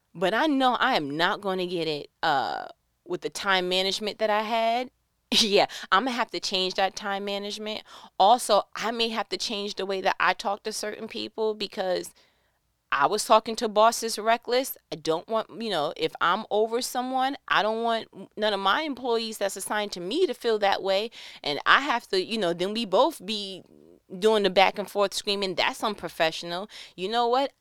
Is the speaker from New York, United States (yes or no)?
yes; New York, United States; I'm from New York.